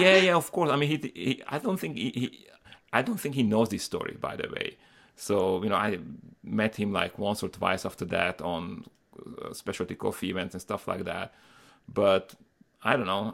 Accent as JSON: {"language": "English", "country": "Slovakia", "moved": "yes", "said": "I'm originally from Slovakia"}